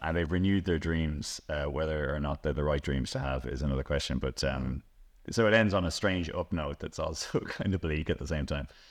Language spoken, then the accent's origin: English; Celbridge, County Kildare, Ireland; I grew up in Selvedge